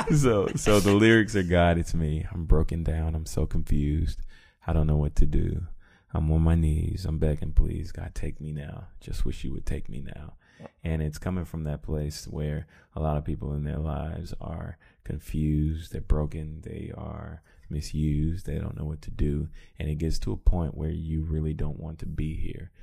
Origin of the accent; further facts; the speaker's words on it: Columbia, United States; moved away; I went to my hometown, back to Columbia